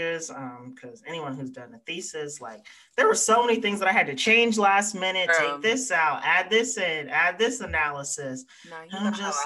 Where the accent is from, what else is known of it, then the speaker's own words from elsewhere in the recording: the American South, United States; accent: Black Southern English; I'm Black, Southern, English